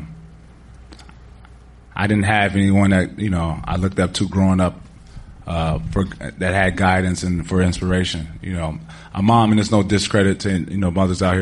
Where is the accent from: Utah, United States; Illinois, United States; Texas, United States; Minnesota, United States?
Illinois, United States; Chicago; moved away; I'm from the dirt of Chicago.